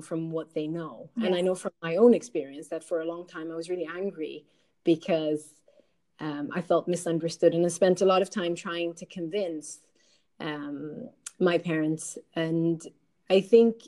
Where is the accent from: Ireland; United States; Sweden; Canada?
Sweden; I was born here in Sweden.